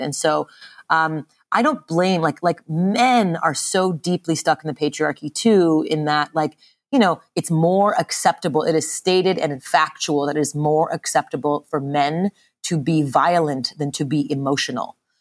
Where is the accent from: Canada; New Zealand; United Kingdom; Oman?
Canada; Montreal, Quebec; I grew up in Montreal, Canada, um, and my mother's Japanese, my father's from India